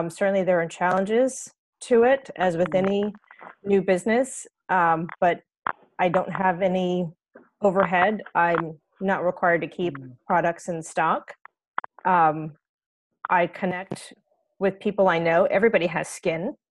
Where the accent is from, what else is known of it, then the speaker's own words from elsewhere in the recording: Texas, United States; also born or lived in Iowa, United States / Brooklyn, United States / Virginia, United States / England; now in New Jersey, United States; I'm originally from Texas, but have spent quite a lot of time in lots of different places, from Iowa to Brooklyn to Virginia to here in New Jersey and in New York, and spent almost 2 years in England.